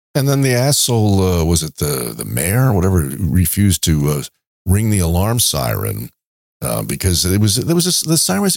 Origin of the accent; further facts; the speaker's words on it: New York City, New York, United States; he's from my hometown, Queens, and we have, even went to the same high school